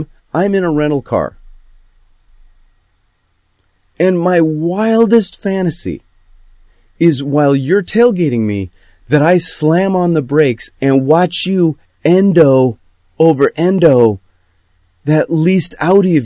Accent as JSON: {"language": "English", "town": "Fairport", "region": "New York", "country": "United States", "tie": "born or raised there", "moved": "yes", "lives_now": "Los Angeles, United States", "said": "I grew up in Rochester. I grew up in Fairport, which is, it's hard to describe. It's near Rochester"}